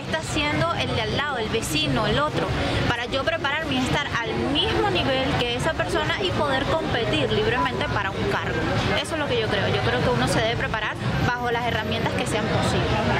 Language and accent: Spanish; Venezuela; now in Spain